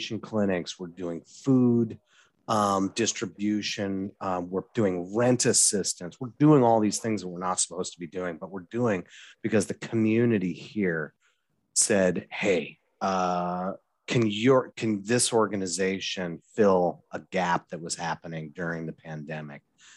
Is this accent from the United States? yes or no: yes; Wyoming, United States; moved away as an adult; also born or lived in Oregon / Boston; now in Eugene, United States; I grew up in Wyoming. You knew this, but, you know, I grew up in Wyoming.